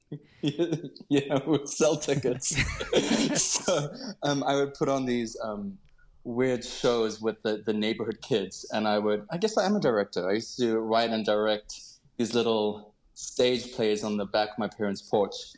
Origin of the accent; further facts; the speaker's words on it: Cape Town, Western Cape, South Africa; I grew up in Cape Town